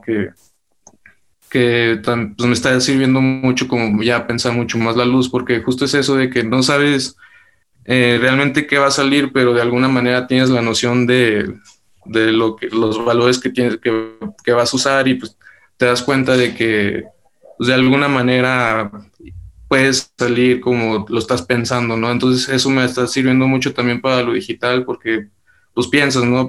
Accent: Durango, Mexico; de donde yo soy eh, realmente es algo pequeño y todavía está creciendo, es un lugar hermoso, es Durango

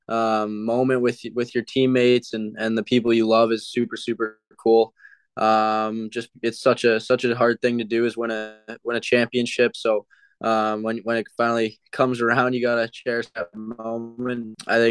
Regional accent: Mississauga, Ontario, Canada; Being a hometown kid, kind of growing up watching the Leafs

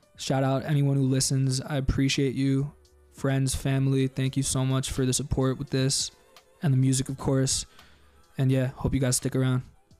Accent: New York, United States; moved away as an adult; also born or lived in Maryland; now in Los Angeles, United States; I grew up in New York. I've been in LA for four months

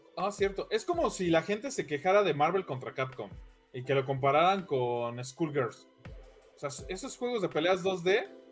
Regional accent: Mexico; yo como mexicano residente de aquí

